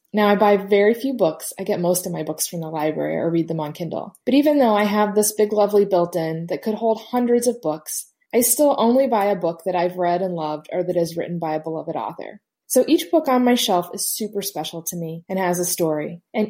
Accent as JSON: {"language": "English", "town": "Indianapolis", "region": "Indiana", "country": "United States", "said": "I'm from Indianapolis, Indiana."}